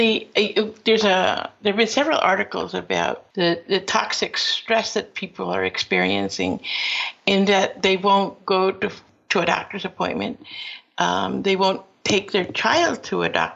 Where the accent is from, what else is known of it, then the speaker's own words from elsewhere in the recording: Peru; now in United States; I am from Peru, but my father was invited to this country and went to school at Cornell and returned to Peru where I was born, and then later on decided to come back to the United States